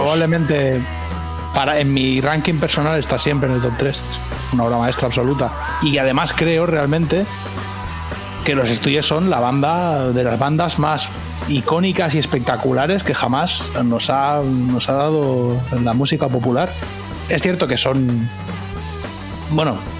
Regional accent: Catalonia, Spain; moved away as an adult; now in United States; yo vengo de Cataluña

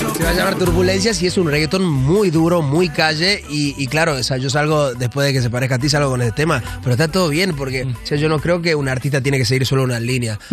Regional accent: Argentina; moved away; yo vengo de Argentina y, yo me crié en, un barrio muy pobre ahí en Argentina

